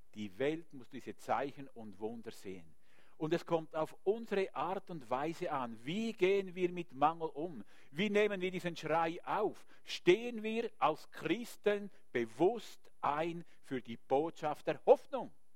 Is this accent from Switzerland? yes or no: yes; Switzerland; Wir haben als Schweizer